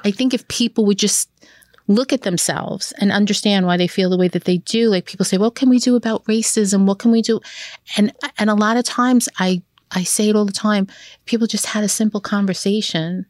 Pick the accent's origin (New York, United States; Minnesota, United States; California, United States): New York, United States; New York City; growing up in Brooklyn, Benton, Hartford